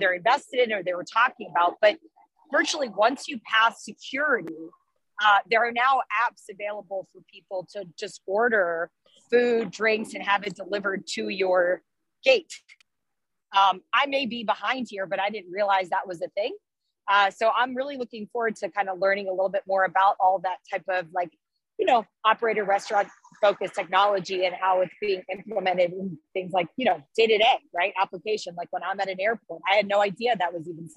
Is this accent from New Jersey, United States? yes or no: yes; Atlantic City, New Jersey, United States; I am from Atlantic City